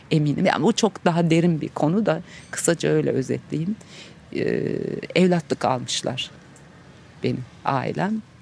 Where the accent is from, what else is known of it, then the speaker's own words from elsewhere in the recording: Çankırı, Çankırı Province, Turkey; Ee, ben Çankırı'da yaşadım. Orada doğmuşum. Ee, çok iyi bir babam vardı. Yani adını şimdi bile boğazıma düğümleniyor. Çok mutlu büyüdüm.